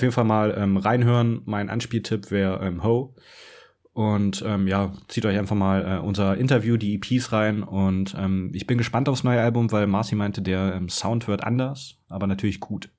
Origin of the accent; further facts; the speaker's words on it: Stuttgart, Baden-Württemberg, Germany; als Stuttgarter